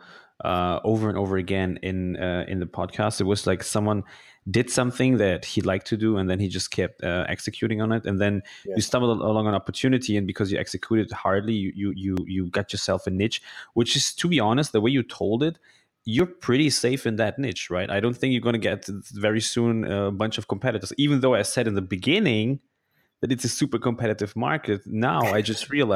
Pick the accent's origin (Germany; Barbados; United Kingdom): Germany; I grew up in Germany